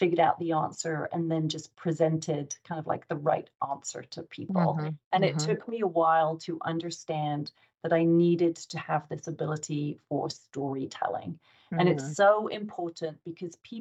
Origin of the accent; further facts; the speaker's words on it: England, United Kingdom; moved away as an adult; now in United States; I'm English working in the US